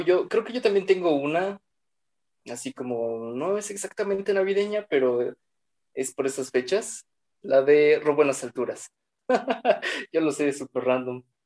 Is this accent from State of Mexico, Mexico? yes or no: yes; State of Mexico, Mexico; somos del Estado de México